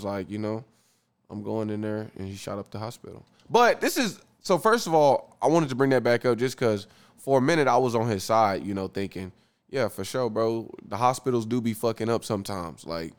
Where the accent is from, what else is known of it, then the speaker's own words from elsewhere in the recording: Muskogee, Oklahoma, United States; was from Muskogee? Shout out my hometown